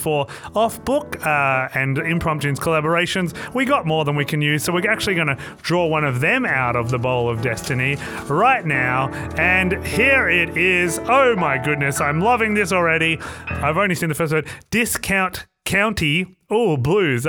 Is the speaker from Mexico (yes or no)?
no; Australia; I'm quite an Aussie bloke